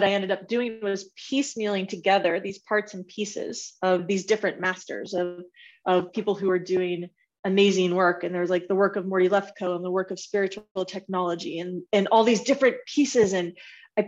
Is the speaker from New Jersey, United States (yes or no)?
no; Bay Area, California, United States; moved away as an adult; also born or lived in Washington State / Denver; I'm originally from the Bay Area, born and raised